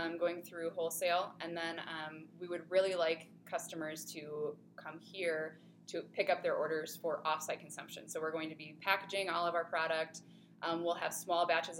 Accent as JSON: {"language": "English", "town": "Grand Rapids", "region": "Michigan", "country": "United States", "also_born_or_lived": "Oregon", "moved": "as an adult", "said": "I am from Grand Rapids"}